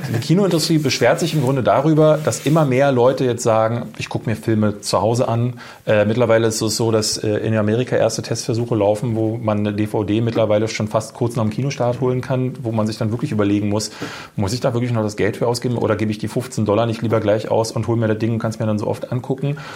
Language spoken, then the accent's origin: German; Berlin, Germany; Ich komme ja aus der Ecke